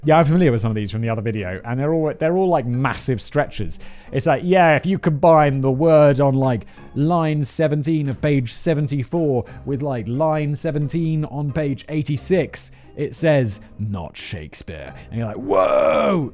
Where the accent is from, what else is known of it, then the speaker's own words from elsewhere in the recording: United Kingdom; I'm British